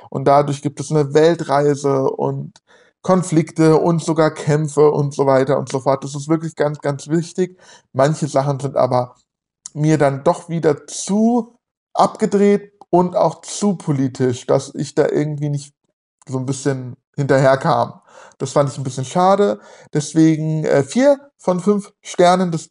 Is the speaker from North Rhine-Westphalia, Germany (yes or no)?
no; Hesse, Germany; Ich wohne hier in, in der Nähe von Frankfurt und ich äh, spreche kein Hessisch. Ich spreche Hochdeutsch, ich kann kein Hessisch, bin aber hier geboren und aufgewachsen.